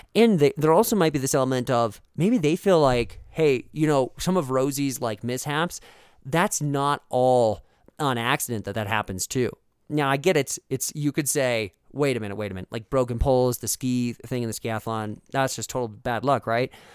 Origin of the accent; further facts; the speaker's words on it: Fargo, North Dakota, United States; growing up in Fargo, North Dakota